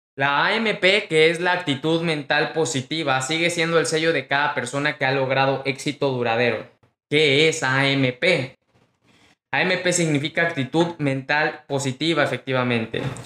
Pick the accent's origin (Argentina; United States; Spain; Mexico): Mexico; mexicano, emprendedor y empresario